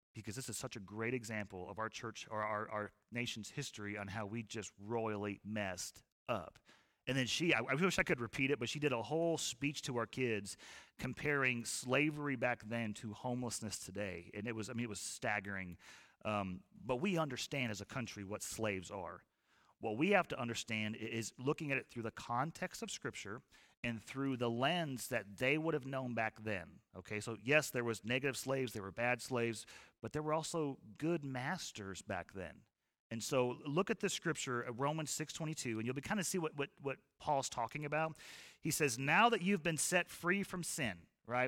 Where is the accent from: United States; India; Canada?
United States